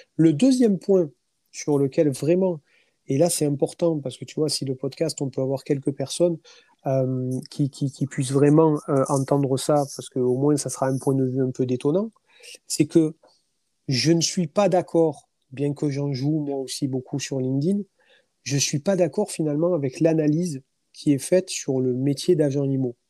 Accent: France; je suis un Français

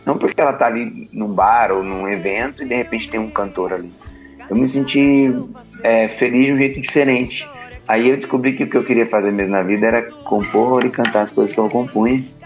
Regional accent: Taubaté, São Paulo, Brazil; eu sou do interior de São Paulo, Taubaté

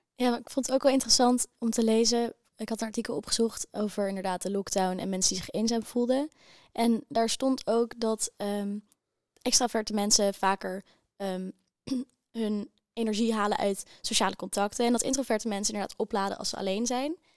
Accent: Amsterdam, North Holland, Netherlands; moved away as an adult; Ik kom uit Amsterdam

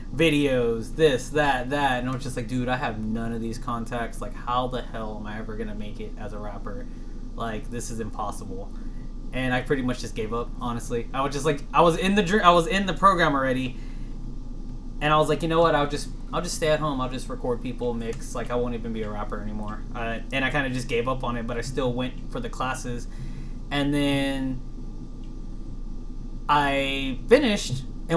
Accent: Texas, United States; I'm 100% Texan.

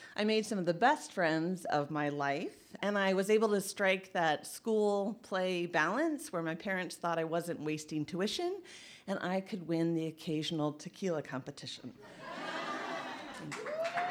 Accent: Indiana, United States; also born or lived in Massachusetts / Charlotte, North Carolina; now in Traverse City, United States; I grew up in Indiana

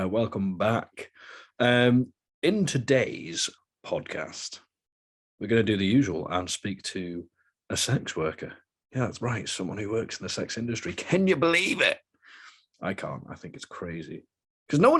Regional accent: United Kingdom; accent: British, not the typical one; I'm British

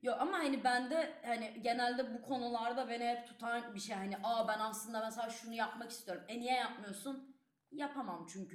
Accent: Istanbul, Turkey; moved away as an adult; now in Leiden, Netherlands; İstanbul'da büyüdüm ve bu benim bir parçam olarak kalacak.

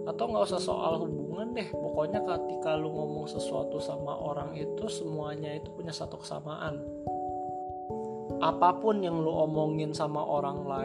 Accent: Jakarta, Indonesia; born there; gue lahir di Jakarta tanggal 26 Juni tahun 2000

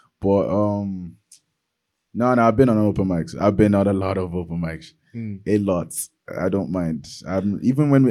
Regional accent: Nigeria; also born or lived in Cork, Ireland; now in Dublin, Ireland; I'm from Nigeria

